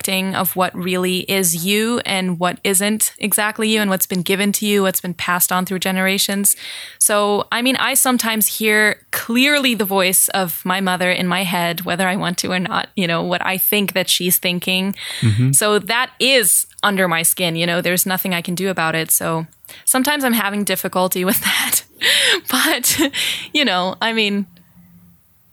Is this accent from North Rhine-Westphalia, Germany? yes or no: no; Munich, Bavaria, Germany; moved away as an adult; also born or lived in Berlin, Germany; I grew up in Munich. I went to an American international school